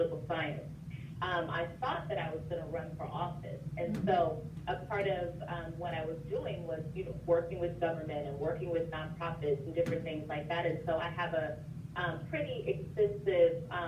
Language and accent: English; Las Vegas, Nevada, United States; moved away as an adult; growing up in Vegas